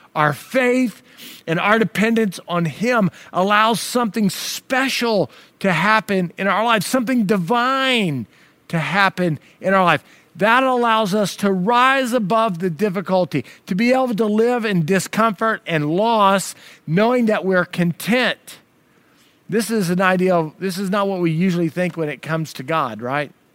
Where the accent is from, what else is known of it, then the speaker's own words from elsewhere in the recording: United States; as an American